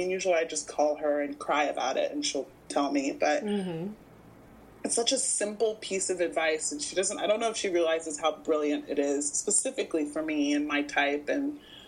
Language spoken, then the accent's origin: English; Houston, Texas, United States; now in Los Angeles, United States; I grew up in Houston